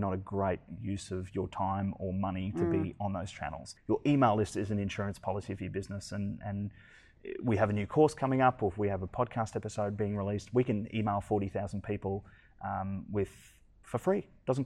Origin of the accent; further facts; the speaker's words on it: Brisbane, Queensland, Australia; I'm from Brisbane.